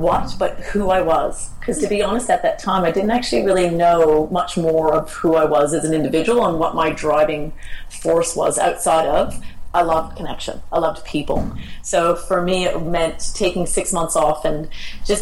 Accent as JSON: {"language": "English", "country": "Canada", "moved": "as an adult", "lives_now": "Australia", "said": "I'm Canadian, and I've been living in Australia for 20 years"}